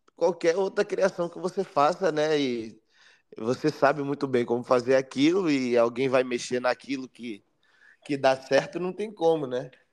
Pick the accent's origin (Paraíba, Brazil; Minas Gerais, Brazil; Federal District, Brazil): Federal District, Brazil; Brasília; moved away as an adult; now in Rio de Janeiro, Brazil; eu nasci no Rio de Janeiro, com dois anos eu fui para Brasília junto com a minha família.